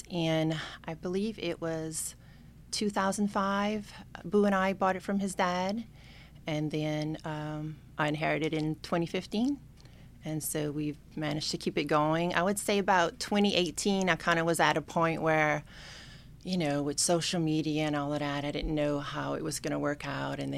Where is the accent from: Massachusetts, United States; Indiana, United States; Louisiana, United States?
Louisiana, United States; Larose; up in Larose. I've never moved out of Larose. So um … My dad is actually from Leeville. My mom's from Larose, or you would say Delta Farm.